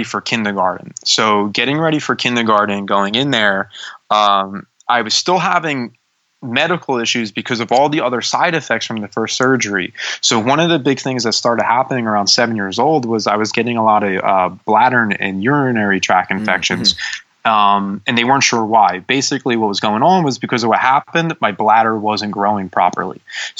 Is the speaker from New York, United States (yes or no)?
no; Bucks County, Pennsylvania, United States; also born or lived in Juniata Park, Philadelphia, Pennsylvania; I grew up in Juniata Park, which is not the nicest areas of Philadelphia. And then we moved to Bucks County. So I started third grade in Bucks County